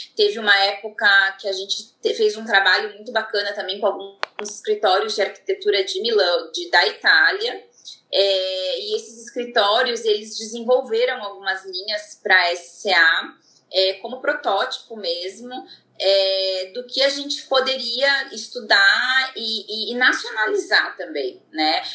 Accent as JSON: {"language": "Portuguese", "town": "Joinville", "region": "Santa Catarina", "country": "Brazil", "also_born_or_lived": "Manaus", "moved": "yes", "lives_now": "São Paulo, Brazil", "said": "sou de Joinville, de Santa Catarina"}